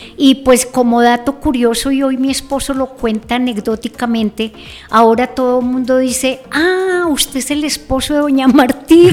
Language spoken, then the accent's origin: Spanish; Zipaquirá, Cundinamarca, Colombia; Yo nací, bueno, acá en Zipaquirá, pero mi infancia la pasé en la vereda La Granja.